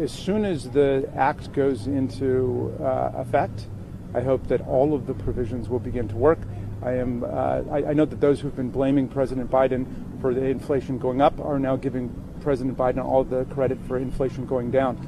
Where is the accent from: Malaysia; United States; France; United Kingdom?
United States; Arizona; my home state of Arizona